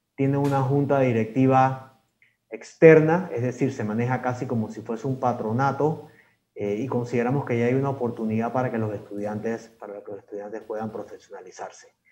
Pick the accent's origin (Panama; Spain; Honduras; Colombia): Panama; como panameños